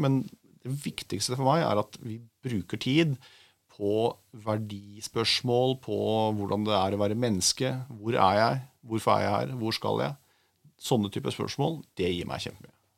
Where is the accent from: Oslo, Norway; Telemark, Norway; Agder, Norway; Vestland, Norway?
Oslo, Norway; er fra Oslo